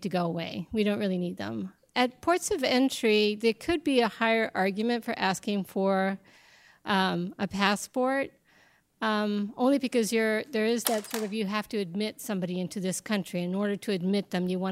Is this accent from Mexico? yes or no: yes; Mexico; now in United States; I was born in Mexico, I'm Mexican as Mexican as tamales are